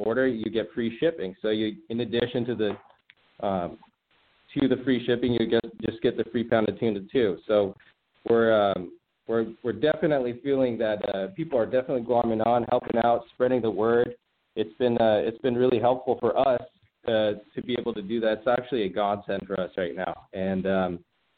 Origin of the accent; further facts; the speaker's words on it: Redondo Beach, California, United States; also born or lived in Hawthorne, California; Born and raised in the South Bay. You know, born in Hawthorne, then grew up in Redondo Beach and Hollywood Riviera